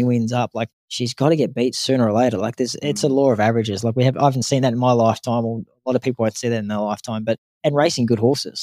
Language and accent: English; Canberra, Australian Capital Territory, Australia; moved away; also born or lived in Sydney / Brisbane; We're from Canberra